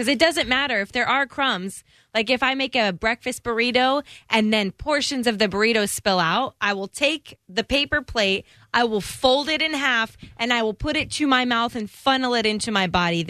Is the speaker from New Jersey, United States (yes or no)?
no; St. Petersburg, Florida, United States; I'm born and raised in St. Pete